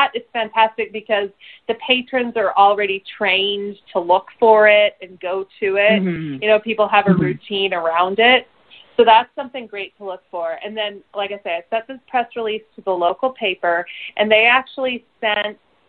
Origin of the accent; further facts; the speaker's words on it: Seattle, Washington, United States; I grew up in the Seattle area